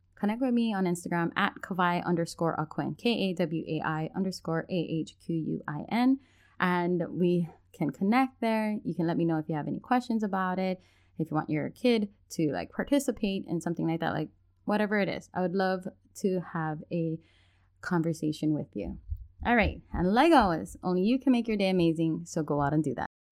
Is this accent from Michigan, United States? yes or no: no; Hawaii, United States; I'm from Hawaii